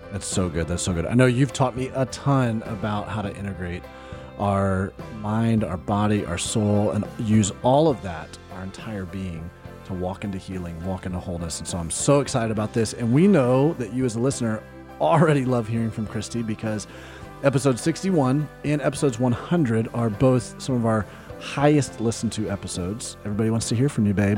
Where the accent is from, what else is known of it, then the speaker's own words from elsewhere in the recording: Alabama, United States; moved away; we grew up in Alabama